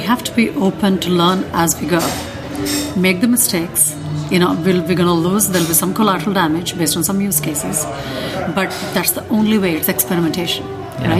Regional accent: India; moved away as an adult; now in United States; I'm originally born and raised in India. I've been living in the US for the past 17 years

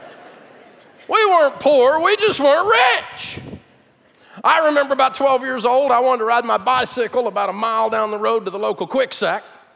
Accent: Nashville, Tennessee, United States; born or raised there

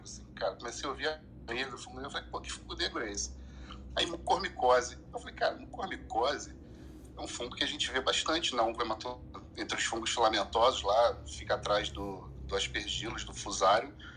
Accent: Recife, Pernambuco, Brazil; Eu sou de Recife também

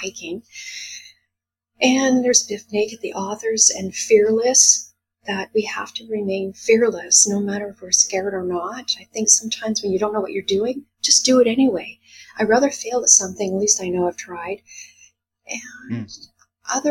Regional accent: Quebec, Canada; moved away as an adult; also born or lived in Guelph, Ontario; now in Vancouver, Canada; I was born in Guelph, but raised in Quebec most of my life. I moved to Vancouver in 1989.

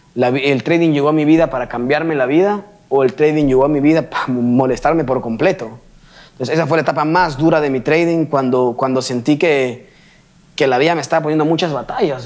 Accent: Peru; yo venga a México siendo peruano

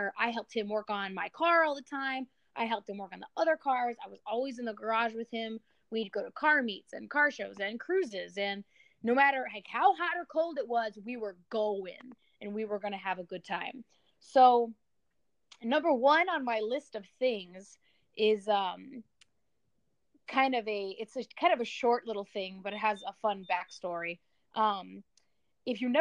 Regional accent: near Illinois, Midwest, United States; I grew up in the Midwest, near Illinois

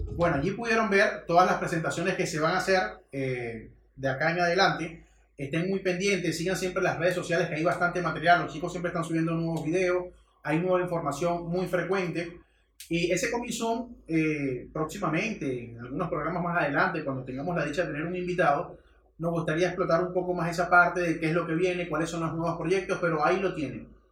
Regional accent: Venezuela

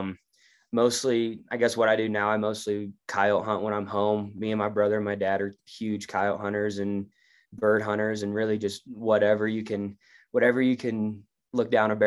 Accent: Clay Center, United States; I'm from Clay Center

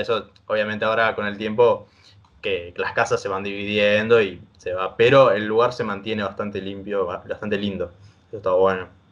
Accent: Argentina; yo soy también un chico del interior

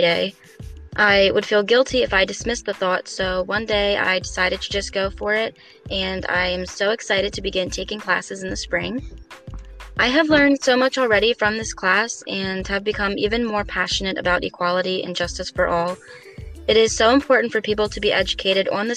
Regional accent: York, Pennsylvania, United States; I'm from York

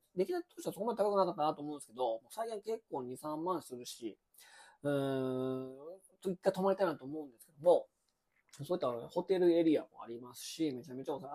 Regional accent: Mie, Japan; 三重県に私、まあ、まあ、生まれも育ちもね、まあ、三重県なんですけど

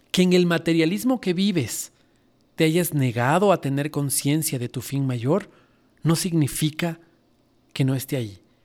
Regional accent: Ecuador; Fanesca es un plato riquísimo que nosotros hacemos en Semana Santa en mi país

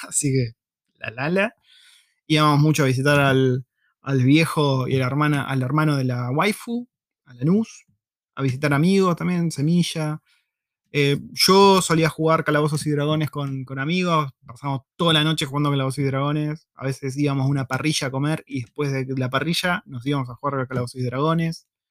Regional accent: Argentina; first language Spanish; moved away as an adult; now in New Zealand; yo soy argentino

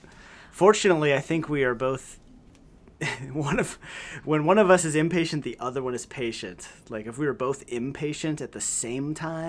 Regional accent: Washington, United States; moved away as an adult; now in Greeley, United States; I grew up in Washington State. I've lived in Greeley now for 18 years. Colorado for like 20, 21 years, something like that. I came out right after college.

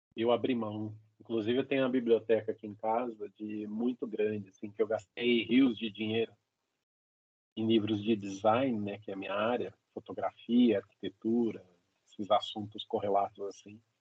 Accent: São Paulo, Brazil; a gente é de São Paulo

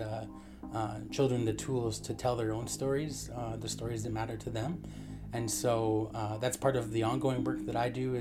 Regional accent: Canada; I'm from the Cody First Nation

